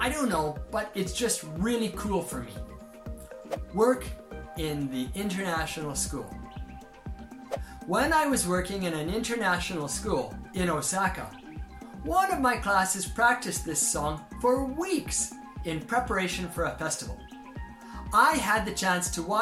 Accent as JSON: {"language": "English", "country": "Canada", "tie": "born or raised there", "moved": "yes", "lives_now": "Japan", "said": "growing up in Canada"}